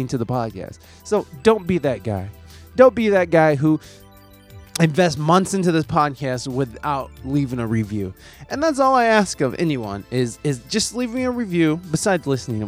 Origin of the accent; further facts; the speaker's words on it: United States; I'm just some dipshit American